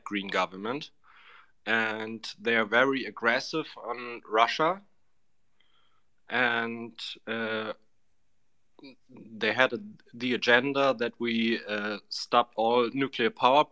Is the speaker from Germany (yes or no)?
yes; Germany; from Germany